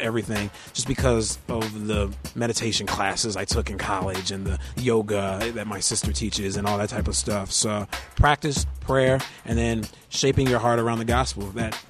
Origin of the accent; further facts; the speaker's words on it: Virginia, United States; also born or lived in Maryland / Washington, D.C. / Germany; I grew up in Virginia, Maryland, D.C. I spent most of my time in Germany because my parents were in the military, so my worldview is pretty large.